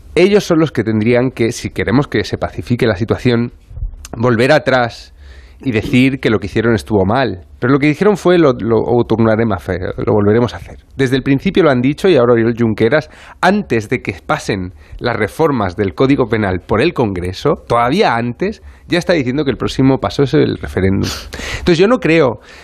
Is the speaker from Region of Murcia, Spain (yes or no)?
yes; Murcia, Region of Murcia, Spain; now in Barcelona, Spain; yo soy de Murcia